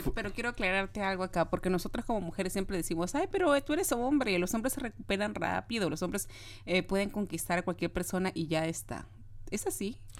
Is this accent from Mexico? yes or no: no; Peru; yo soy de Perú, de Sudamérica